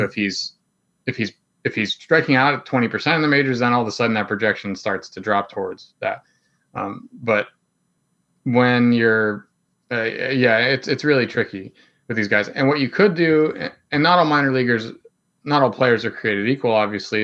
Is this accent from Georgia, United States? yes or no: no; Plum, Pennsylvania, United States; I grew up in Plumborough, P